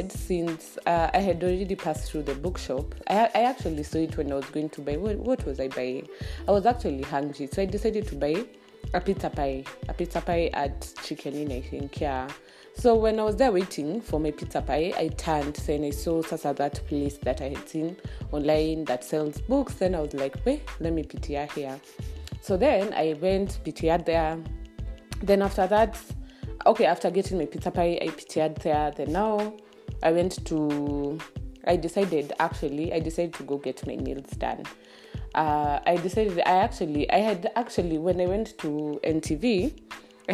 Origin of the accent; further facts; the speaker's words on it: Kenya; I'm Kenyan